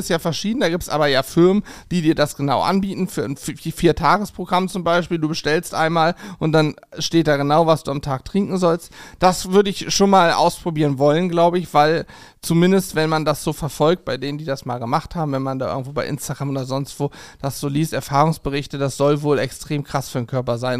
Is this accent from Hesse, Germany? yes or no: yes; Spangenberg, Hesse, Germany; moved away; meiner Heimat in Hessen, in Spangenberg